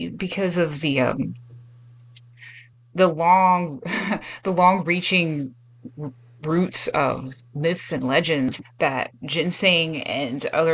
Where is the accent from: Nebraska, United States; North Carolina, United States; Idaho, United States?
North Carolina, United States; also born or lived in Appalachian Mountains; I'm from North Carolina